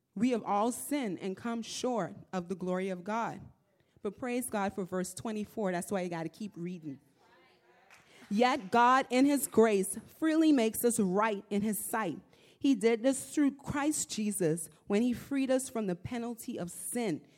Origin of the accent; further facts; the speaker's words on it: Nassau, New Providence, Bahamas; moved away; I'm from the Bahamas. I'm from Nassau.